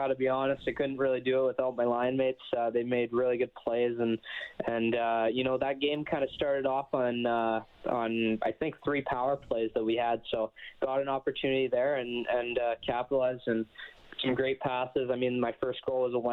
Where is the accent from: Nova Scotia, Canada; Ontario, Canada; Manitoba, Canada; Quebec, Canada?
Manitoba, Canada; Winnipeg; moved away; So I grew up in Winnipeg, Manitoba, south end of Winnipeg